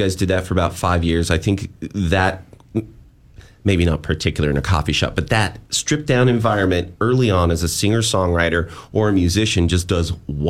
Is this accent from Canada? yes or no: no; Phoenix, Arizona, United States; now in Portland, United States; I was from Phoenix, like that Southwest area.